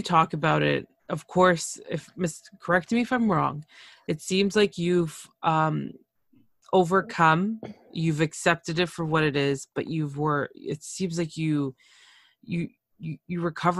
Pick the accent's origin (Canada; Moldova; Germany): Canada; first language Spanish; English is a second language; my parents are from Nicaragua. And I was born in Canada. So I was taught Spanish as soon as I came out, basically. And I didn't speak English until I got to school, when I was in like 3 or 4